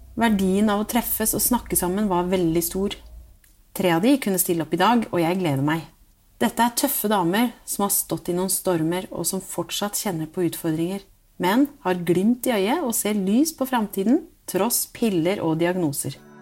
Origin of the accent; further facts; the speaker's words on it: Hallingdal, Buskerud, Norway; Nå kommer jeg fra Hallingdal